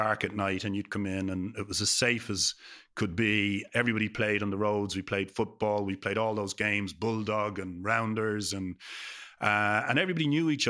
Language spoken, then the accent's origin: English; Dublin, Leinster, Ireland; And so the girls I grew up with in Perrystown, Crumlin, who would always say to me growing up, how's it going?